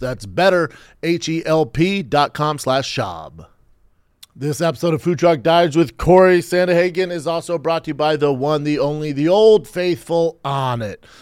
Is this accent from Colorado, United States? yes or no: yes; Aurora, Colorado, United States; from Aurora, Colorado, my hometown.